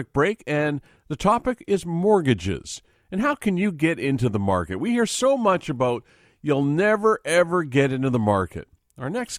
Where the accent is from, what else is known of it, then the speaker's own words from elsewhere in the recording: Vancouver, British Columbia, Canada; I was born and raised in Vancouver